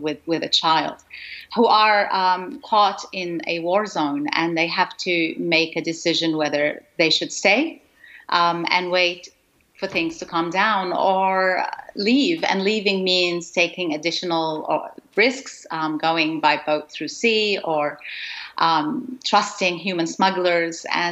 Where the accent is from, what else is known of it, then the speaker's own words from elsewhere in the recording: Gaza, Gaza Strip, Palestine; moved away; I was born in Gaza in Palestine